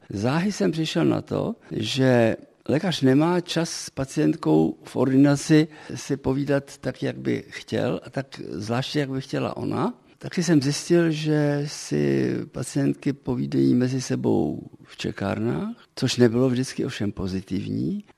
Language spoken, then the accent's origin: Czech; Prague, Czechia; moved away as an adult; also born or lived in Africa; now in Český Krumlov, Czech Republic; původem jsem skutečně Pražák tedy, Smíchovák, cítím se stále ještě pořád jako Pražák